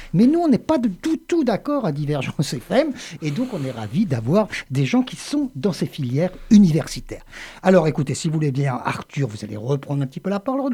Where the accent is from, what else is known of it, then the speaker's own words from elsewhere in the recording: Le Havre, Normandy, France; now in Montpellier, France; je suis originaire du Havre